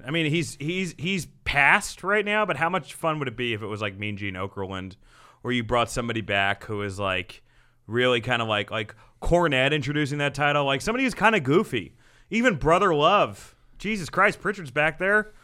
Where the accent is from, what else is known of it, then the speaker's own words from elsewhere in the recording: New Jersey, United States; my hometown in Jersey